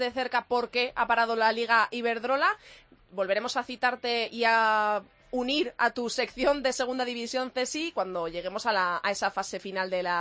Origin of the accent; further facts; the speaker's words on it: Castile and León, Spain; mi Castilla y León